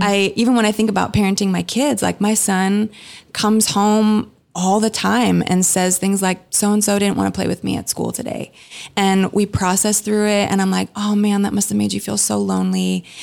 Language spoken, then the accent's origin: English; Canada; moved away as an adult; now in Redding, United States; I grew up in Canada